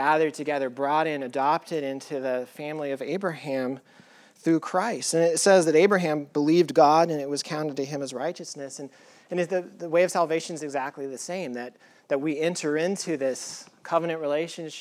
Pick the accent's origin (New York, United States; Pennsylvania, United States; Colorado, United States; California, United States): Colorado, United States; I grew up in Colorado at a high elevation, and you can see the stars like crazy there.